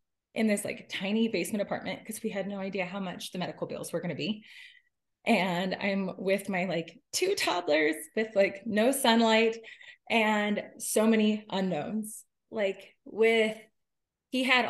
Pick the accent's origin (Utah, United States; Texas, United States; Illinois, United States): Utah, United States; I am from Utah